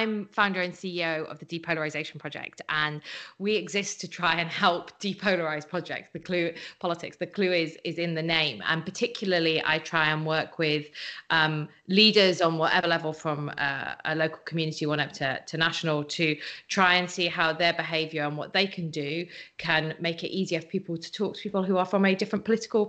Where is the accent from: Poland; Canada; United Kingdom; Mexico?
United Kingdom; Wales; now in California, United States; I'm a British citizen, but I'm Welsh